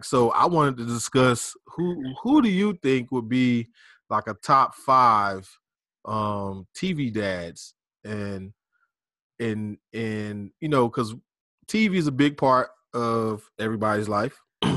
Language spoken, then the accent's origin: English; Pensacola, Florida, United States; Especially, I know, growing up in Pensacola.